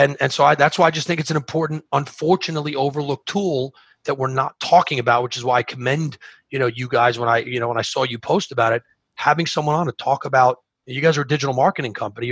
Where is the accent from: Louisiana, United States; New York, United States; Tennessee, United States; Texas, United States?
New York, United States; I'm from New York